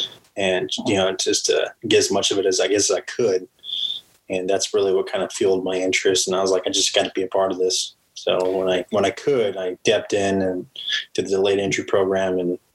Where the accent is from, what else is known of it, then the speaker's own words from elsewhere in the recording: Pflugerville, Texas, United States; also born or lived in Phoenix, Arizona; with my dad at 8 years old. That's when I got to Texas. And then that, I guess you could say I pretty much grew up in Texas. Okay. And that was Pflugerville.